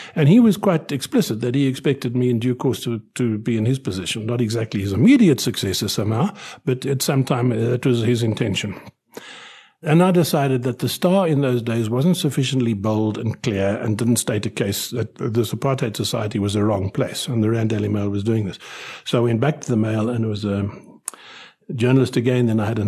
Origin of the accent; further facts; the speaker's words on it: United Kingdom; born there; moved away; I was born in Britain. I was born in the coldest winter of the 20th century in Britain.